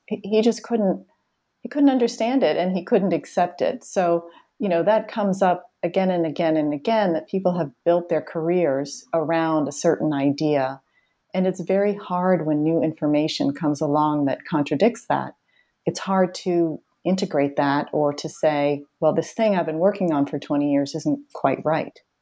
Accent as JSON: {"language": "English", "town": "Boston", "region": "Massachusetts", "country": "United States", "tie": "born or raised there", "said": "I grew up in the Boston area where I still live."}